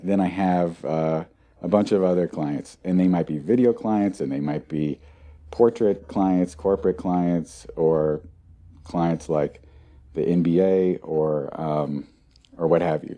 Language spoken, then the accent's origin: English; near Portland, Oregon, United States; I grew up near Portland, Oregon